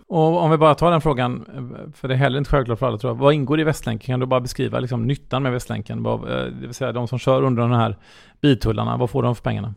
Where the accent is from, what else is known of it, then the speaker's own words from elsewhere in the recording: Gothenburg, Västra Götaland, Sweden; som göteborgare vill jag att det här ska vara världens bästa stad att bo